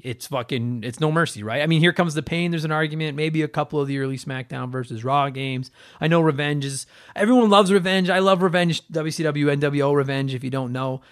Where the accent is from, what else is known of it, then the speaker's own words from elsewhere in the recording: Edmonton, Alberta, Canada; my hometown